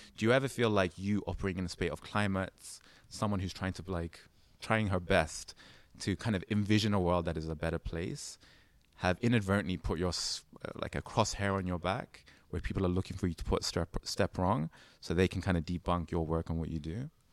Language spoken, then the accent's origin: English; London, United Kingdom; me growing up in London